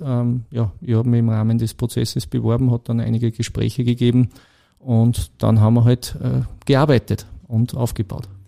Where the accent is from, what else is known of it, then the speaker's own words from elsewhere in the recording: Blindenmarkt, Lower Austria, Austria; moved away as an adult; now in Krenglbach, Austria; ich bin eigentlich ein gebürtiger Niederösterreicher okay. aus Blindenmarkt bei Amstetten.